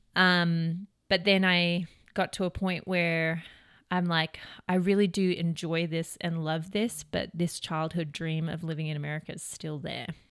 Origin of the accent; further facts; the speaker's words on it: Melbourne, Victoria, Australia; moved away as an adult; now in United States; I am from Melbourne, Australia